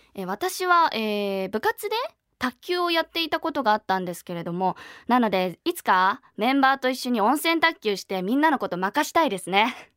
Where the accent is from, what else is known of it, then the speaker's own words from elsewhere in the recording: Niigata, Japan; 新潟県出身です